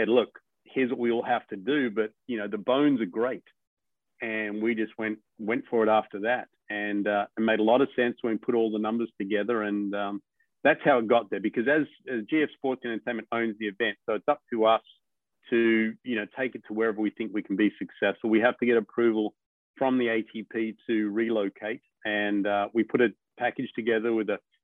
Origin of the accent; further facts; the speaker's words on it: Australia; moved away; as an Australian